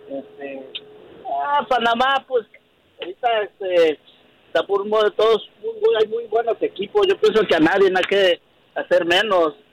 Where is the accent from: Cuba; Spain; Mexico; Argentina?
Mexico; en nuestro país, en México